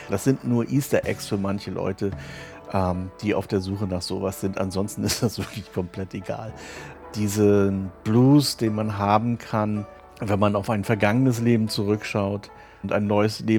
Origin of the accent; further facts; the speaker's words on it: Rostock, Mecklenburg-Vorpommern, Germany; moved away as an adult; Zu Rostock, ja, das ist ja meine Heimatstadt. Also ich bin in Rostock aufgewachsen und bin lediglich mal zum Studium kurz weg gewesen